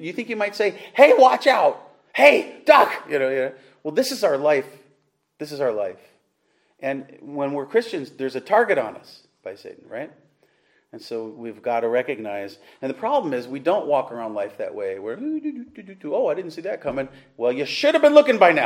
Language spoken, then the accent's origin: English; Webster, New York, United States; I'm from Webster, New York.